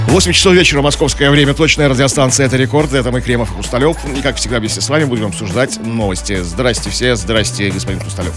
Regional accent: Saint Petersburg, Russia; у нас в Петербурге

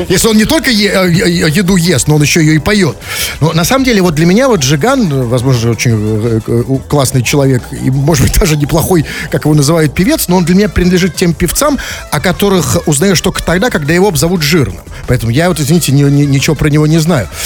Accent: Saint Petersburg, Russia; Мы, петербуржцы, говорим вежливо.

